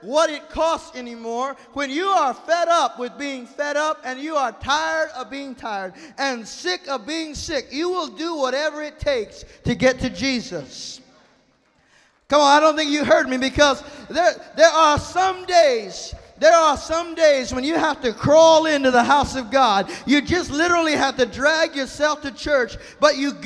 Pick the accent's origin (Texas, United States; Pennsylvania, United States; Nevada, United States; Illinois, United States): Texas, United States; I'm from Texas, and in Texas, you haven't been served until your food is falling off of the plate